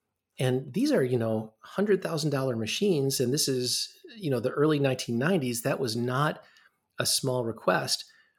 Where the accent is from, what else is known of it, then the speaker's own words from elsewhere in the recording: Midwest, United States; And growing up in the Midwest, I didn't realize how much I missed that until I came back.